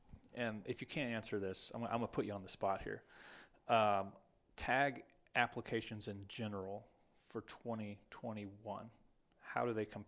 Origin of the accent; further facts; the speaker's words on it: Texas, United States; now in Wyoming, United States; I grew up in Texas.